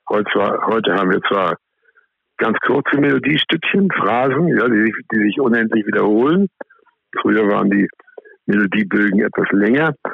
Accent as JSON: {"language": "German", "country": "Austria", "tie": "born or raised there", "said": "ich bin ja in Österreich aufgewachsen und habe ein großes Herz für die österreichische Volksmusik."}